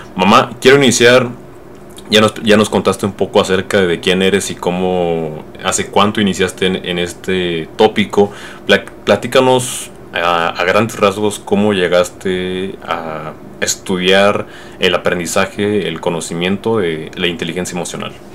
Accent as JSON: {"language": "Spanish", "country": "Mexico", "said": "yo que soy mexicano y muchos mexicanos eh, pues crecimos con esta idea"}